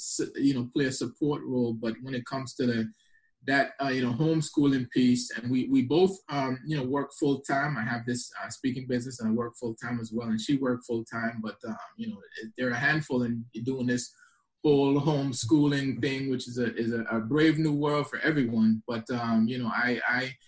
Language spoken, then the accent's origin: English; U.S. Virgin Islands; moved away; also born or lived in Antigua; Eastern Caribbean island called Antigua and raised in St. Thomas, U.S. Virgin Islands.